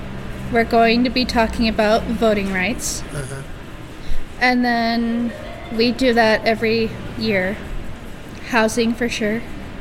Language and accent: English; Corvallis, Oregon, United States; I'm from Corvallis, Oregon, so Benton County. Corvallis, Oregon